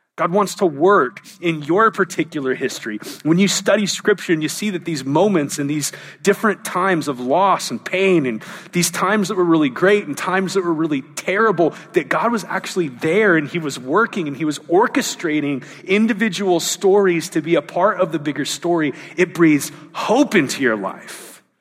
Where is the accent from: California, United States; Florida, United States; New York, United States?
California, United States; Southern; also born or lived in Anaheim / San Diego / Orange County; I, I was raised in Southern California, was born in Anaheim, lived in San Diego, moved to Orange County.